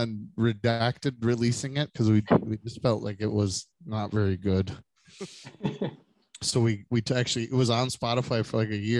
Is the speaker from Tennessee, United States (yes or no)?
no; Detroit, Michigan, United States; now in Grand Rapids, United States; I'm from the Metro Detroit area originally, so it's migrated to West Michigan myself.